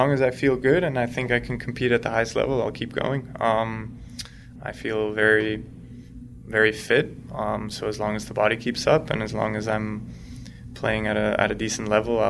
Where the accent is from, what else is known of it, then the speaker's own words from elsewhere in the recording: Switzerland; So I grew up in Switzerland. I started off completely Swiss. My mom's American.